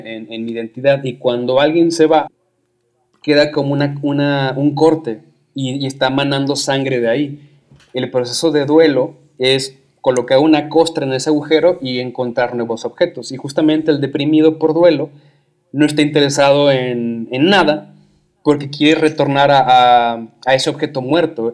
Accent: Guadalajara, Jalisco, Mexico; yo soy de Guadalajara

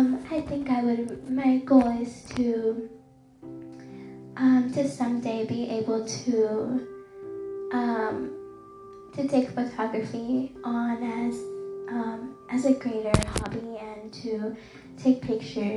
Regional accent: Dallas, Texas, United States; I have grew up in the city of Dallas, and it's my hometown

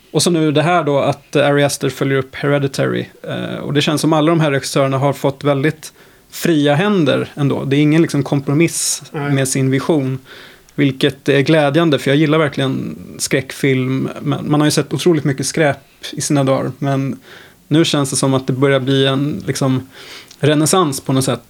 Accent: Sweden; som svensk

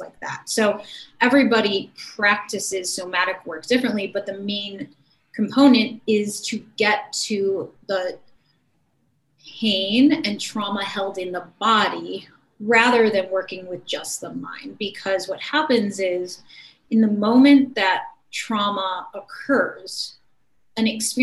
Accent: Cleveland, Ohio, United States; in my hometown. And back then in Cleveland, Ohio

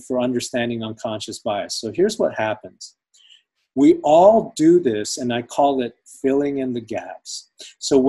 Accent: United States; I'm American. I'm an American citizen. I was literally raised here

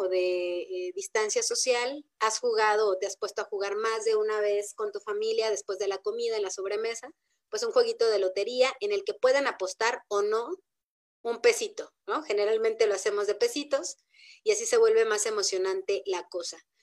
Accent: Mexico; nosotros como mexicanos

